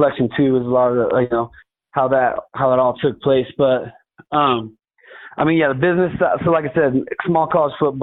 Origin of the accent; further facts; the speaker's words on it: Winnemucca, Nevada, United States; the support that was behind me from my hometown and Northern Nevada in general